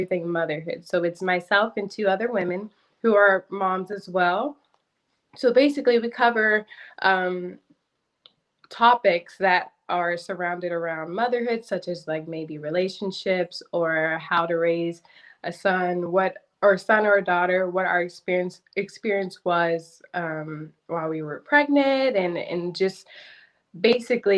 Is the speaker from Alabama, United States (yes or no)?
no; Madisonville, Kentucky, United States; also born or lived in San Diego, California; now in Louisville, United States; I was born in San Diego, but I was raised in Madisonville, Kentucky